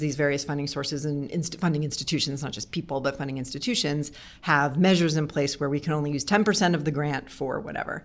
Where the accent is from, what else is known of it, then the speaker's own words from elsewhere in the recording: East Coast, United States; also born or lived in Oakland, California; now in Charlottesville, United States; I grew up on the East Coast, so it was, I feel like I was coming back home